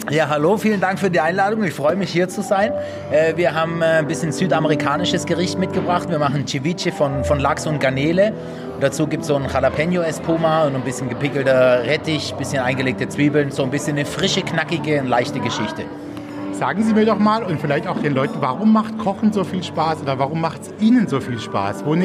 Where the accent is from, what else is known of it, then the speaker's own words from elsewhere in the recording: Bavaria, Germany; Ich bin ja auch Schwabe, also bayerischer Schwabe.